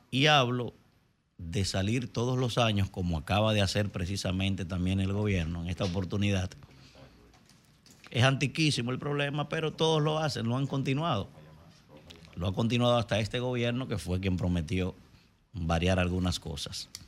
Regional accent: Dominican Republic; la verdad que como dominicano me apena mucho ver

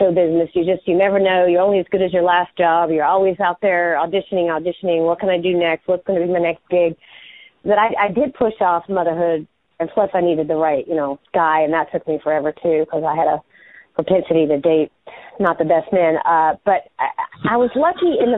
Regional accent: United States; my hometown people, Carolina people

